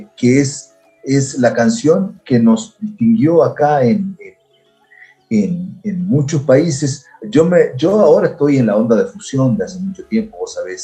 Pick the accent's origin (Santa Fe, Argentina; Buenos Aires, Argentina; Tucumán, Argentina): Santa Fe, Argentina; moved away as an adult; now in Ecuador; mi historia comienza en Santa Fe